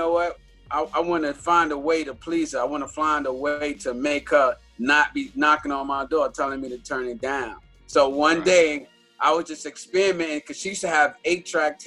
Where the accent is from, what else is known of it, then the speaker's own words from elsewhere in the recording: New York City, New York, United States; moved away as an adult; now in Boston, United States; growing up in the Polo Grounds, I lived across the street from Rooftop Records